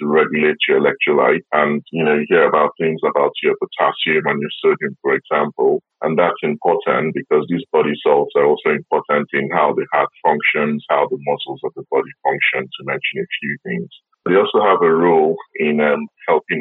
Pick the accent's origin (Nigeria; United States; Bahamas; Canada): Nigeria; now in South West England, United Kingdom; I'm based in the Southwest. You know, I'm originally from Nigeria